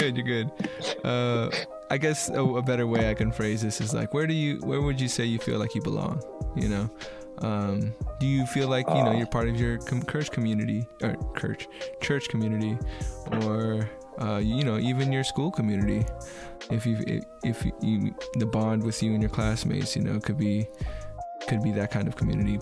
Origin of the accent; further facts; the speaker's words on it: United States; being an American